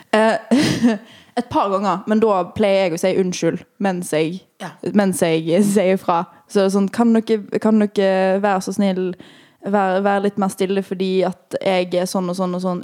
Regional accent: Western Norway, Norway; moved away as an adult; med to vestlendinger. Uh, mm. En som er fra der jeg er fra

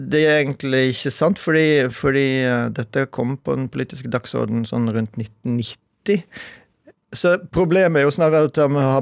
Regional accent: Skjeldal, Vestland, Norway; Da begynte det stilt og snø på Skjeldal, men var der med familien min. der jeg vokste opp.

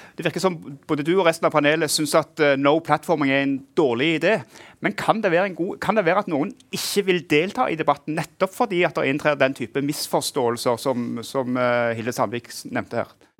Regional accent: Norway; vi norske redaktører

